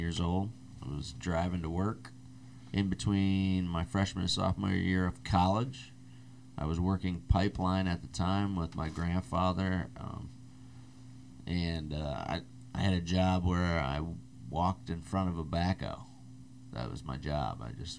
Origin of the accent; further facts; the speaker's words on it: Midwest, United States; moved away; I'm from the Midwest